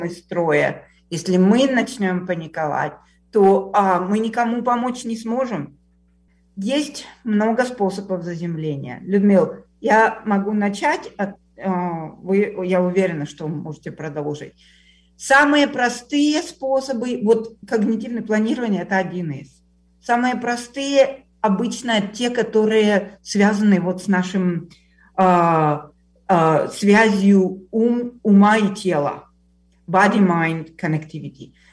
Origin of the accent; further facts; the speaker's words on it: Kyiv, Ukraine; moved away; я из Киева